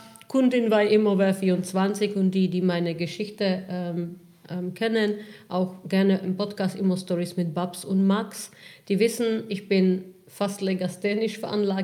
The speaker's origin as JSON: {"language": "German", "country": "Czechia", "moved": "yes", "lives_now": "Germany", "said": "Ich komme ursprünglich aus Tschechien. Ähm, ich bin vor fast 20 Jahren nach Deutschland gekommen"}